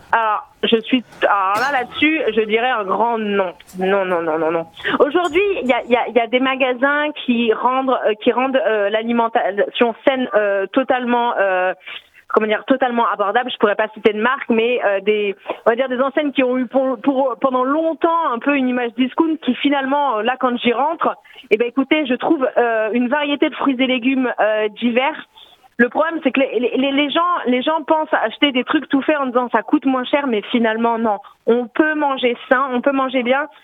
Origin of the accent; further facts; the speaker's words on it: Alsace, Grand Est, France; accent: Alsatian; moved away as an adult; now in Paris, France; je suis une alsacienne expatriée mais euh, facilement reconnaissable parce que malgré mes 35 ans à vivre à Paris, je n'ai pas perdu mon accent.